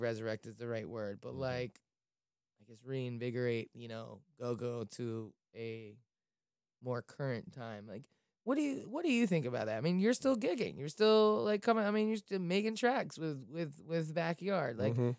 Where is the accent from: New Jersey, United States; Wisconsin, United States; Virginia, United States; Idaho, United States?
Virginia, United States; Falls Church; I grew up in Falls Church, you know, in the city of Falls Church